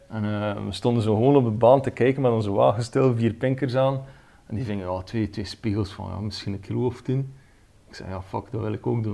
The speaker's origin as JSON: {"language": "Dutch", "town": "Ostend", "region": "Flanders", "country": "Belgium", "said": "kom uit België, van de Belgische kust, Oostende"}